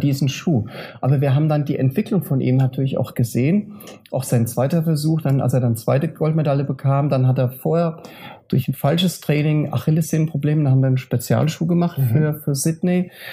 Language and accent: German; Frankfurt/Offenbach, Hesse, Germany; Und bei Frankfurt Offenbach meine Heimatregion ist